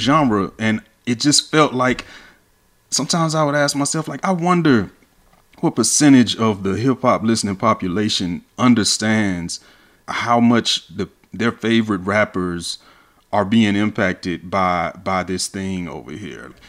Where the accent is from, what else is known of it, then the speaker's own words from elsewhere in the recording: Atlanta, Georgia, United States; I'm from Atlanta